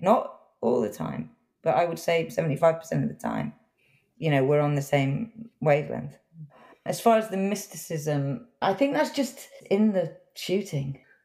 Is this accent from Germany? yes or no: no; England, United Kingdom; I grew up in England